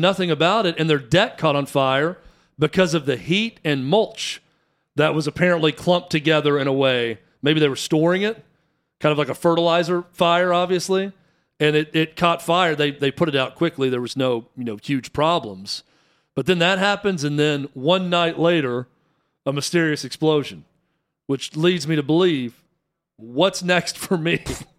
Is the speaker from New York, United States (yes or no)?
no; Warren County, Tennessee, United States; born or raised there